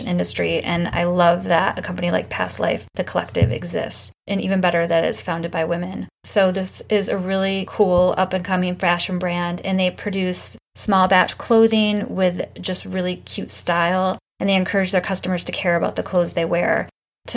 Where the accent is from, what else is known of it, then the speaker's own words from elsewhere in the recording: Michigan, United States; I was born in Michigan